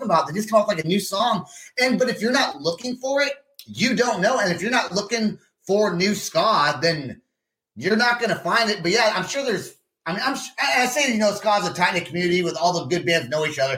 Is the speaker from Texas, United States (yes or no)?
no; California, United States; now in Oklahoma City, United States; I'm from California